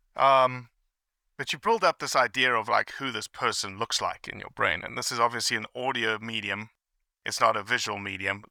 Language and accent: English; South Africa; moved away; I grew up in South Africa